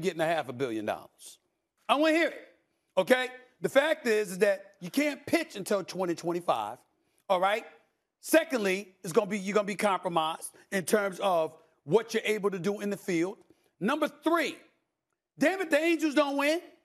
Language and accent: English; New York, United States; New York Yankees, which is my hometown team